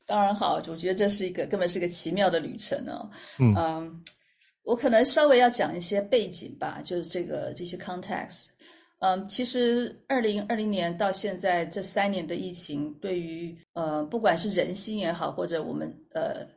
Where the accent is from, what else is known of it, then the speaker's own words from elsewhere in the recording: Taiwan; 我在台湾出生长大，那到了国外留学回来